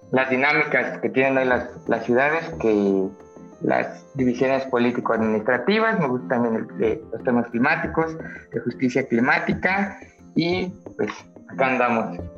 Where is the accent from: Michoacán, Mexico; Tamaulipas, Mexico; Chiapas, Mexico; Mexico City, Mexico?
Mexico City, Mexico; ciencia política, en la, Universidad Autónoma Metropolitana, en la Universidad de Iztapalapa, soy de Xochimilco.